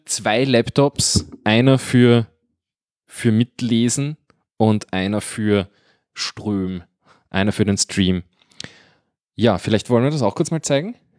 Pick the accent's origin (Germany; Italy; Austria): Austria; Guntramsdorf, Lower Austria; bei uns in Gundramsdorf